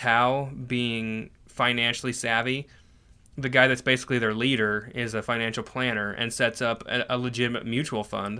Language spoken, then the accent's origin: English; Canada; born there; I was born in Canada.